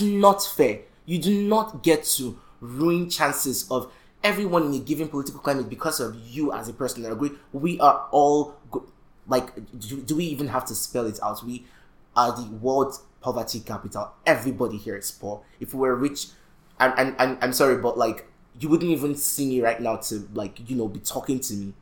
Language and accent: English; Nigeria; we as young Nigerian males